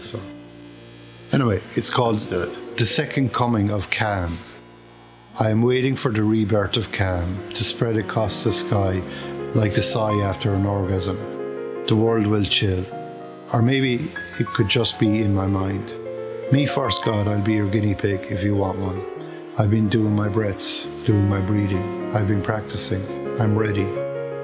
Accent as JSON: {"language": "English", "area": "Kerry", "region": "Munster", "country": "Ireland", "accent": "Kerry", "said": "It's my Kerry accent"}